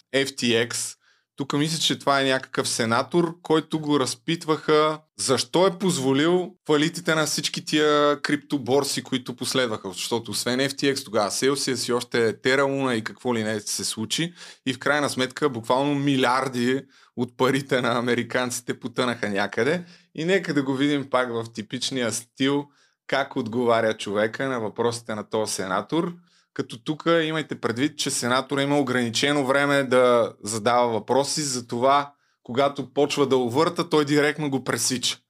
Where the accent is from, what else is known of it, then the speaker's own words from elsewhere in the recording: Targovishte Province, Bulgaria; като един търговешки селенин